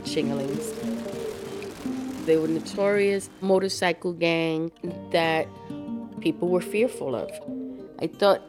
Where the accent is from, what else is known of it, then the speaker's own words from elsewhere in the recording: New York City, New York, United States; I am 53 years old. I grew up in the Bronx.